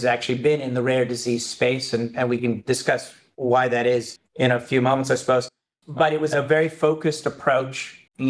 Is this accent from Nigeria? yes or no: no; Canada; moved away as an adult; I'm Canadian.